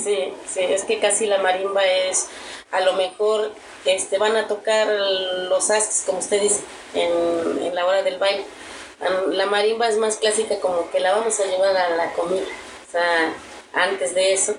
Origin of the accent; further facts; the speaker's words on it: Tierra Blanca, Veracruz, Mexico; now in Cholula, Mexico; es donde yo nací, donde crecí